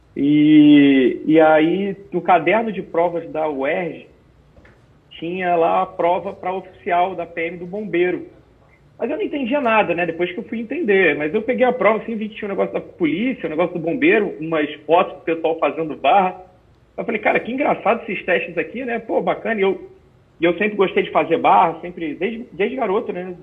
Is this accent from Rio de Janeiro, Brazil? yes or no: yes; Rio de Janeiro, Brazil; moved away as an adult; also born or lived in Brasília, Distrito Federal; now in Santa Catarina, Brazil; eu nasci em Brasília, no Distrito Federal. É, e depois eu, com seis anos de idade aproximadamente, eu fui para o Rio de Janeiro, é, onde eu fiquei até os 25 anos, quando eu vim para Santa Catarina